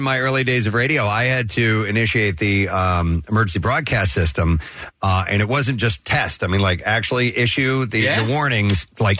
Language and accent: English; Midwest, United States; moved away; I grew up in growing up in the Midwest.